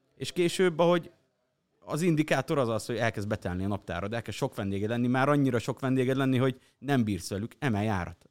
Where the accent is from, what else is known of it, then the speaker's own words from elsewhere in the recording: Hungary; vidéki gyerek vagyok